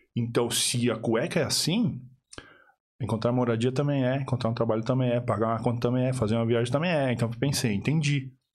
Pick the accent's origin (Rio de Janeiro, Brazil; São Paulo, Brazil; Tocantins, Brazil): São Paulo, Brazil; moved away as an adult; now in Ireland; Eu sou de São Paulo